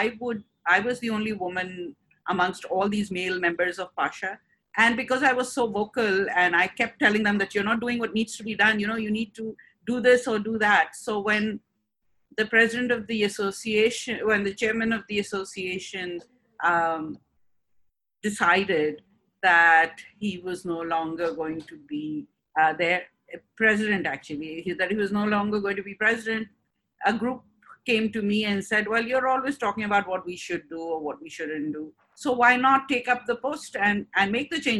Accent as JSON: {"language": "English", "country": "Hong Kong", "tie": "born or raised there", "also_born_or_lived": "UAE", "moved": "as an adult", "lives_now": "Karachi, Pakistan", "said": "I was born in Karachi, but at a very young age, my father's job took him to Hong Kong. And so the whole family moved with him to Hong Kong, and that's where I grew up"}